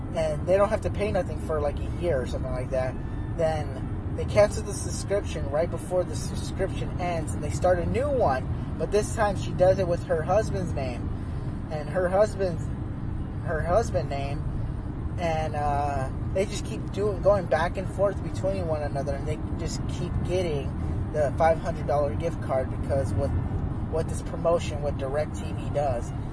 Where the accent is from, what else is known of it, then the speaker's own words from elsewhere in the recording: Phoenix, Arizona, United States; now in Oregon, United States; I'm from Phoenix, Arizona